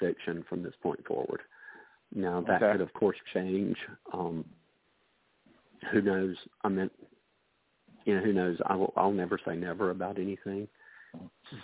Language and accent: English; Greenville, South Carolina, United States; my hometown here in Greenville